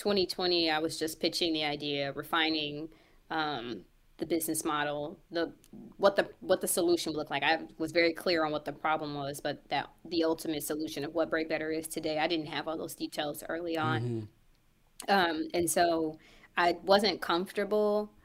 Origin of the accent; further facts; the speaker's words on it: Kansas City, United States; also born or lived in St. Louis, Missouri; I'm from Kansas City, but we're based in St. Louis